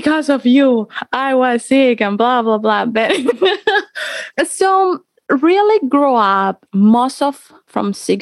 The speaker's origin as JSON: {"language": "English", "town": "Cali", "region": "Valle del Cauca", "country": "Colombia", "tie": "born or raised there", "said": "I grew up in Colombia. I'm from Colombia, from Cali"}